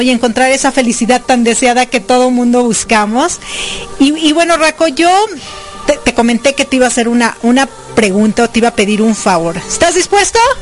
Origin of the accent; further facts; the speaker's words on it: Mexico; now in Florida, United States; como buena mexicana